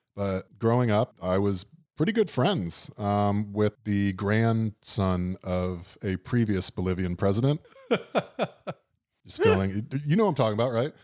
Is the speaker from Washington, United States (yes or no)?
no; South Florida, United States; growing up in South Florida